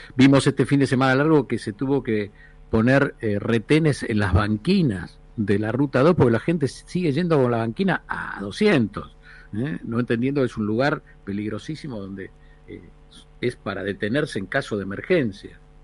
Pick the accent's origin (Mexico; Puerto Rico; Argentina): Argentina; somos los argentinos